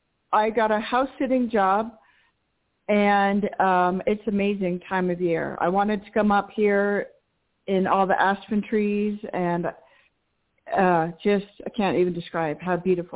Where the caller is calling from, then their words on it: Colorado, United States; now I'm calling from Colorado.